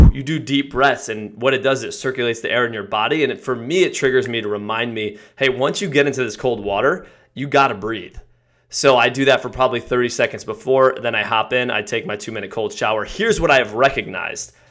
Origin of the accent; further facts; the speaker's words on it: Connecticut, United States; I grew up in Connecticut